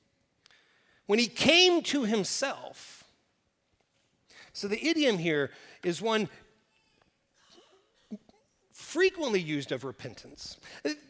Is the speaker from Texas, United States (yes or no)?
no; Oklahoma Panhandle, United States; I grew up in the Oklahoma Panhandle